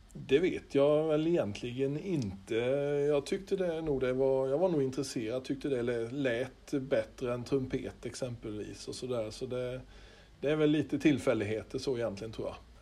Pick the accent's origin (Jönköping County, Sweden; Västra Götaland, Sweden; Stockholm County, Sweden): Jönköping County, Sweden; Holsbybrunn; also born or lived in Skaraborg; när jag praoade och gick i nian och var med på ett brobygge hemma i Holsbybrunn utanför Vetlanda